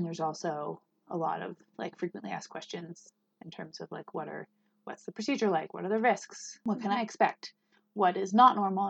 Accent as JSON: {"language": "English", "region": "Northern California", "country": "United States", "moved": "yes", "lives_now": "Wyoming, United States", "said": "I'm from Northern California"}